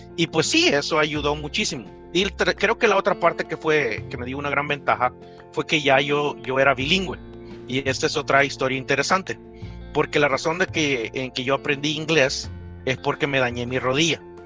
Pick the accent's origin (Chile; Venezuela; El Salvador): El Salvador; San Salvador; moved away; yo soy salvadoreño, eh, nací en, la capital, en San Salvador